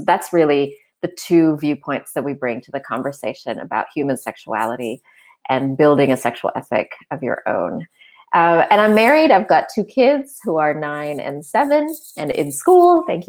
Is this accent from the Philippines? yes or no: yes; Philippines; also born or lived in Sri Lanka / Arkansas; now in Australia; I'm an Australian citizen, but I was born in Sri Lanka. I grew up as a missionary kid in the Philippines, and our support base, our family support base, was in Northwest Arkansas. So I sort of grew up between the Philippines and Northwest Arkansas